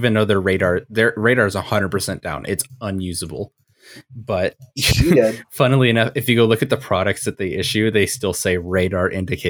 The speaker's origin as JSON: {"language": "English", "region": "Montana", "country": "United States", "tie": "born or raised there", "said": "I was born in Montana, always lived in Montana."}